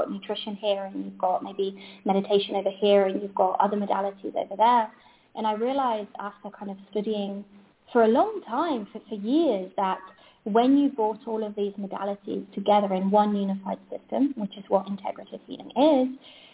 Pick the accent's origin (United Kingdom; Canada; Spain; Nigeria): Spain; I'm from Spain